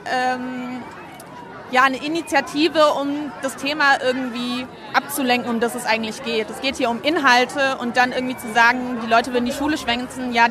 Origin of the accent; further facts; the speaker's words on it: Frankfurt, Hesse, Germany; Das ist eigentlich mein ursprünglicher Stadtteil. Mittlerweile wohne ich in Bornheim, aber ja, ich bin aus Frankfurt.